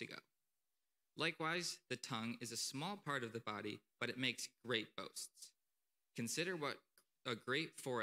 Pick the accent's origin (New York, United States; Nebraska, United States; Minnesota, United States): New York, United States; Akron; also born or lived in Potsdam, New York; I'm from Akron, New York.